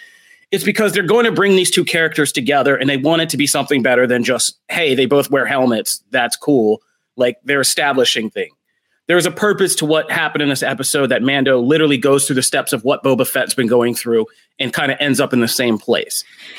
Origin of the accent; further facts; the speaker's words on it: Philadelphia, Pennsylvania, United States; I'm from Philadelphia. You will always have to bring me in cold.